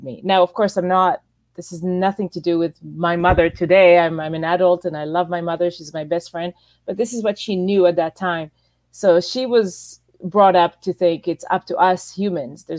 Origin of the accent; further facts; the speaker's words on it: Israel; moved away as an adult; also born or lived in Toronto, Canada; I was born and raised in Israel until I was about almost 20 years old